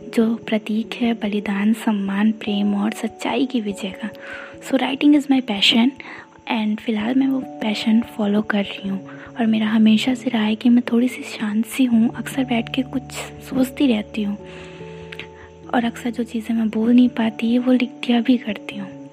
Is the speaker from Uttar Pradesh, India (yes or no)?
yes; Ayodhya, Uttar Pradesh, India; मैं हूँ अयोध्या से